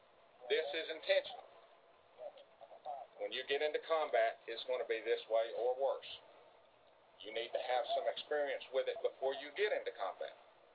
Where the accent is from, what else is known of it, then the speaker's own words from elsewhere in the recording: North Georgia, United States; I'm from North Georgia.